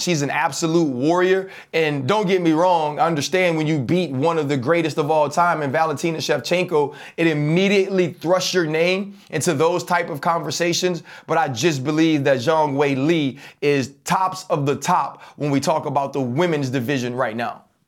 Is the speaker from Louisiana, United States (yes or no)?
yes; Louisiana, United States; we from the boot